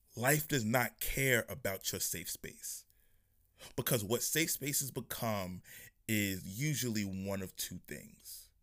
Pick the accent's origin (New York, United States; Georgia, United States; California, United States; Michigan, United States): New York, United States; I'm from New York